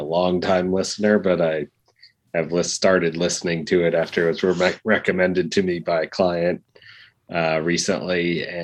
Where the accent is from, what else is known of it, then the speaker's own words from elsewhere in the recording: Wisconsin, United States; now in Florida, United States; I'm from Wisconsin originally. I live in Florida now